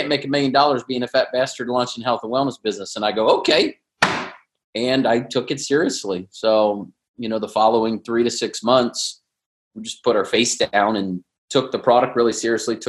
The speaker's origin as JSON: {"language": "English", "town": "Cincinnati", "region": "Ohio", "country": "United States", "tie": "born or raised there", "moved": "as an adult", "lives_now": "San Diego, United States", "said": "I was born in Cincinnati, went to Ohio State, big Buckeye fan, moved to San Diego. I've been here almost 20 years"}